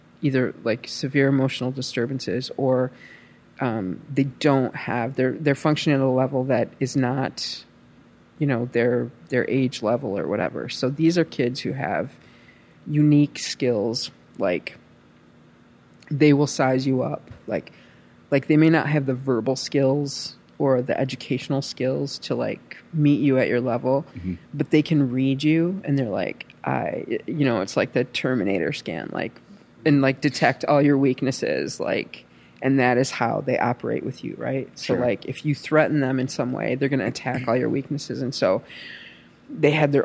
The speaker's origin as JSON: {"language": "English", "region": "Michigan", "country": "United States", "said": "from Michigan."}